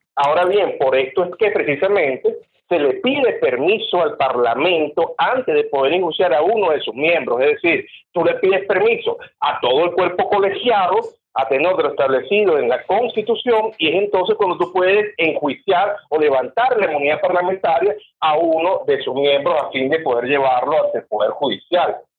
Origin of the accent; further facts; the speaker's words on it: Venezuela; como venezolano